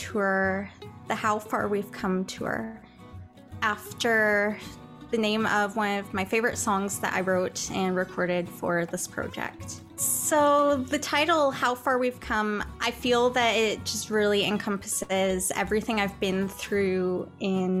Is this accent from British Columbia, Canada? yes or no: yes; Chilliwack, British Columbia, Canada; now in Saskatchewan, Canada; my hometown of Chilliwack, BC